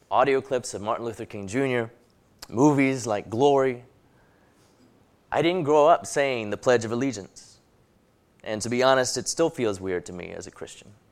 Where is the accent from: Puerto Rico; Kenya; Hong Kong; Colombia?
Hong Kong; also born or lived in London, England; now in United States; I was born in Hong Kong, then a British colony, and I grew up there going to English schools